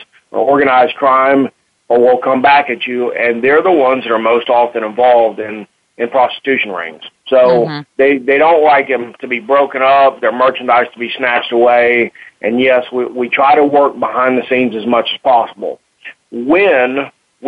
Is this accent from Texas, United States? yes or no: yes; Texas, United States; accent: Texas twang; moved away as an adult; I was born in Texas, and I went to the Marine Corps and went around the world, and I came back to Texas, so the accent kind of stuck